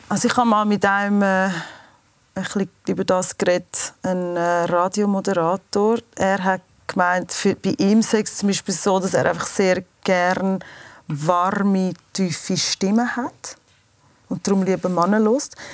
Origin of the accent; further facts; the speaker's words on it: United States; now in Switzerland; Ähm also ich bin in den USA aufgewachsen und meine Mutter hat einen Schweizer Kurator, wir sind in die Schweiz gekommen.